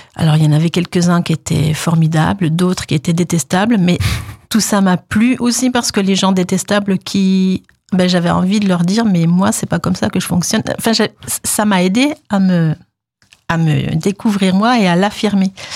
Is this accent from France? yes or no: yes; Deyvillers, Grand Est, France; also born or lived in Nancy; je suis de la région, hein, je suis d'Épinal, de déviller précisément.